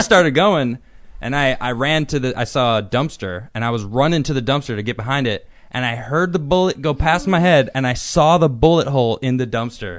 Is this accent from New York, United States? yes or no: no; Chicago, Illinois, United States; I'm from Chicago, too